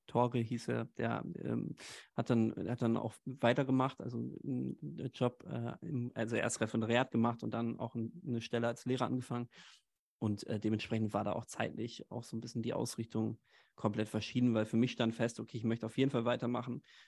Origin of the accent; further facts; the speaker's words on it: Haltern am See, North Rhine-Westphalia, Germany; moved away as an adult; now in Hamburg, Germany; komme eigentlich gebürtig aus, aus in der Nähe von Münster, aus Haltern am See, so einer kleinen Stadt